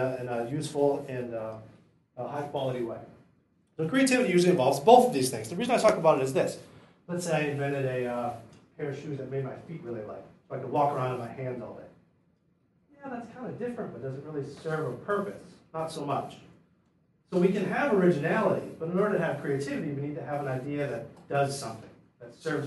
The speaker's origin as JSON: {"language": "English", "area": "near Detroit", "region": "Michigan", "country": "United States", "moved": "yes", "said": "I'm from Detroit, originally near Detroit."}